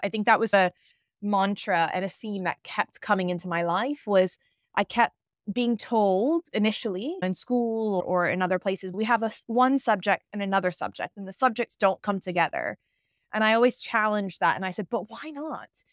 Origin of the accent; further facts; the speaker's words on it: Atlanta, Georgia, United States; moved away as an adult; also born or lived in London, United Kingdom; now in Bali, Indonesia; I was born and raised in Atlanta, Georgia, so I am American, and I grew up in, in the South